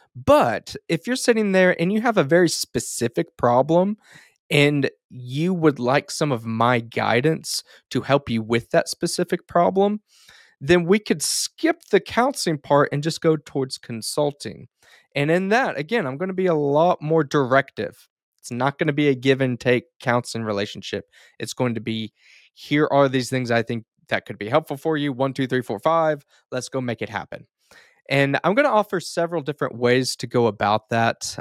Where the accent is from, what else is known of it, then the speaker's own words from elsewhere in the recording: Duncan, Oklahoma, United States; in my hometown, Duncan, Oklahoma